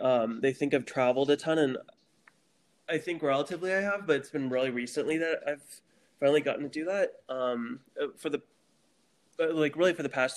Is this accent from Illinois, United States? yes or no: no; Jefferson City, Missouri, United States; moved away as an adult; also born or lived in Texas / Kentucky / Alabama / Pennsylvania; now in Ganado, United States; I grew up in Jeff City.